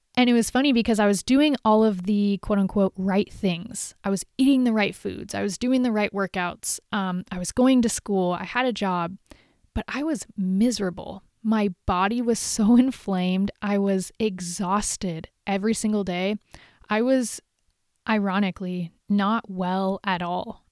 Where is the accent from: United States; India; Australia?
United States; Huntington Beach, California; moved away as an adult; now in Northern California, United States; I moved up here from Huntington Beach. So, I literally grew up in the city, in a beach city